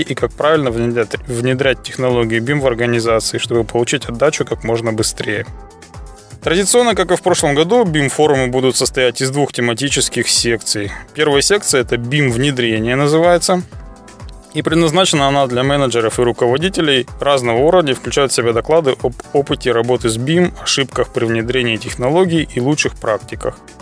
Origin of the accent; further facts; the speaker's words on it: Chelyabinsk, Chelyabinsk Oblast, Russia; в Челябинске, в моем родном городе